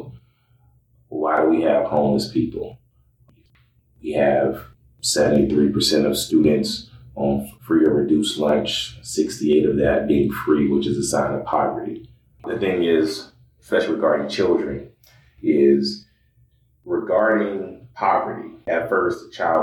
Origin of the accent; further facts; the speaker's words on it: Sumter, South Carolina, United States; now in Des Moines, United States; I grew up in South Carolina. I am originally from Sumter, South Carolina